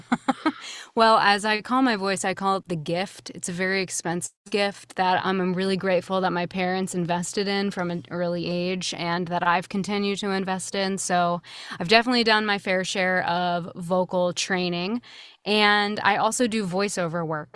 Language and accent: English; Swarthmore, Pennsylvania, United States; moved away as an adult; I was born and raised there. You know, I was born in the town and I uh, went to college from that town